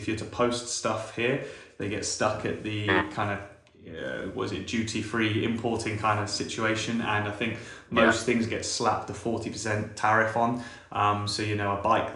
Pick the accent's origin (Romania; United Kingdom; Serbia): United Kingdom; England; moved away as an adult; now in Kampala, Uganda; I'm obviously also from England, but I've been coming to Uganda since 2010.